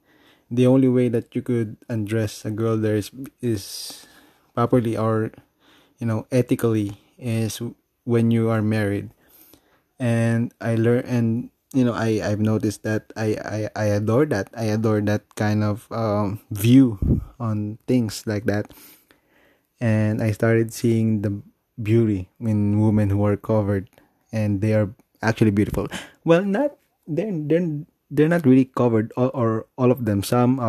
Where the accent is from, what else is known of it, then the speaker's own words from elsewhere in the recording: Philippines; You know, I'm still a Filipino, I guess.